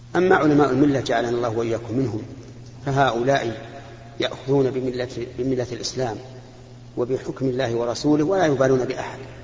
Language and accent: Arabic; Saudi Arabia; هنا عندنا في المملكة العربية السعودية